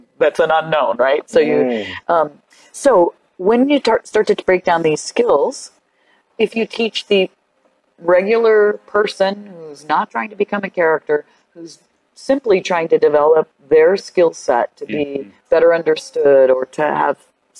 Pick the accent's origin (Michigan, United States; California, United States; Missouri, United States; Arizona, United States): Arizona, United States; Tucson